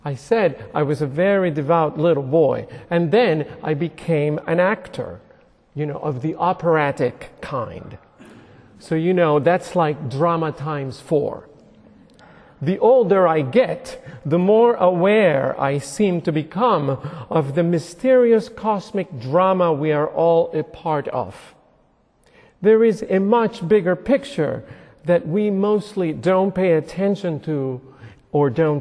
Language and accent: English; Puerto Rico; moved away; I was a very devout little boy growing up in Puerto Rico.